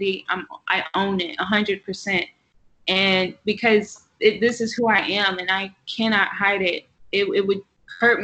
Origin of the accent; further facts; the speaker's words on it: the South, United States; also born or lived in Texas; now in New York, United States; I'm from the South